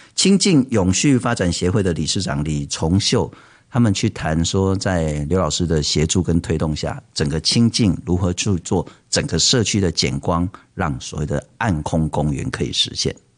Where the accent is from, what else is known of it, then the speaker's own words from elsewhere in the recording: Taipei, Taiwan; 我其实从小出生在台北